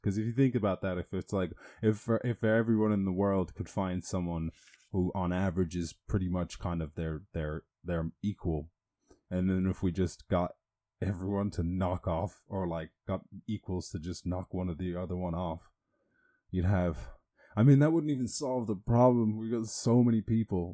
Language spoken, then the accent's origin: English; Ireland; growing up in Ireland